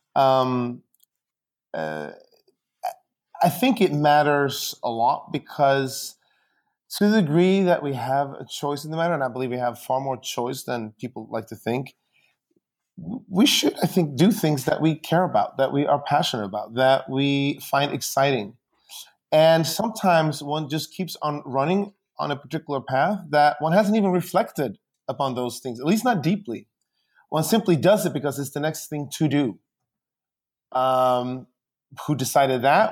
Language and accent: English; Sweden; now in United States; I grew up in Sweden, um, and, uh, and my, my parents are still there.